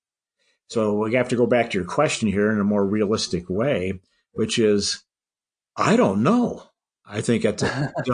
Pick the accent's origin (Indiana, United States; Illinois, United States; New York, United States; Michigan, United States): Michigan, United States; My home state is Michigan.